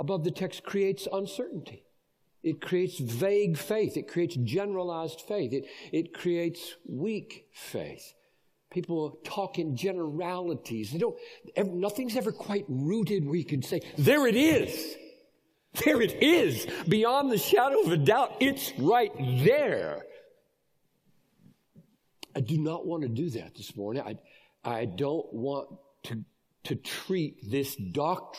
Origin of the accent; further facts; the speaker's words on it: Greenville, South Carolina, United States; I grew up in Greenville, South Carolina